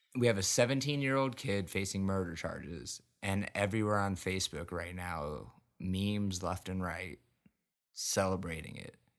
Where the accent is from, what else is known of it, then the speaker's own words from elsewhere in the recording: United States; I'm fucking embarrassed as an American.